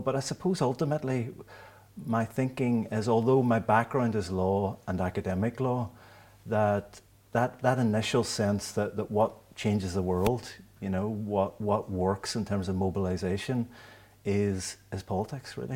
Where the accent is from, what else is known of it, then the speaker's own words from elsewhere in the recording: Derry, Northern Ireland, United Kingdom; growing up in Derry in the seventies and eighties